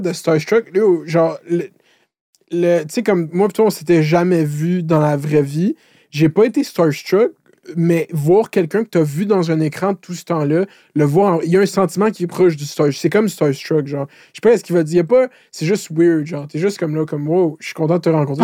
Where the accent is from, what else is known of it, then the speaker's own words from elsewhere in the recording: Laval, Quebec, Canada; je viens de Laval.